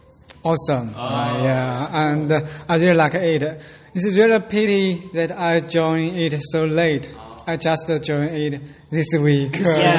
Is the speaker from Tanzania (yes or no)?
no; China; English is a second language; moved away as an adult; now in Busan, South Korea; I'm an exchange student here, and I'm from China.